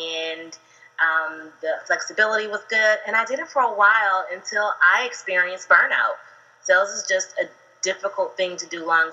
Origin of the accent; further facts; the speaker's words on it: Ohio, United States; now in Atlanta, United States; I'm actually originally from Ohio, but I've lived in Atlanta for about 17 years